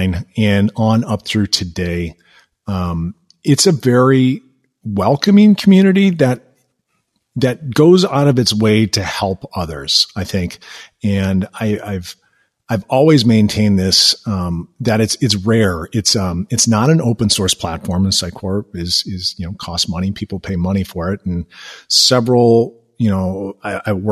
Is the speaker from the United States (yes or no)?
yes; Minneapolis, Minnesota, United States; now in Milwaukee, United States; I'm originally from the Minneapolis Twin Cities area